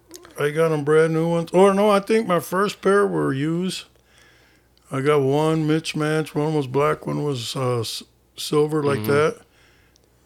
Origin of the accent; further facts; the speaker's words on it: Rockford, Illinois, United States; I grew up on the Southside.